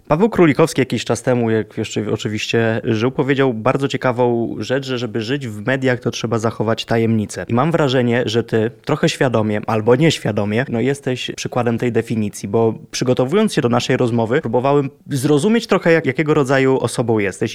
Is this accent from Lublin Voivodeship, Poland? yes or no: yes; Lublin Voivodeship, Poland; ja osobiście pochodzę z Lubelszczyzna